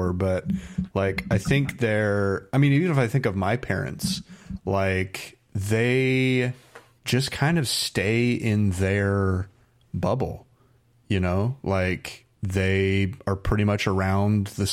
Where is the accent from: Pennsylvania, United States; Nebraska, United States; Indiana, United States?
Indiana, United States; also born or lived in Arizona; now in California, United States; I grew up in Indiana.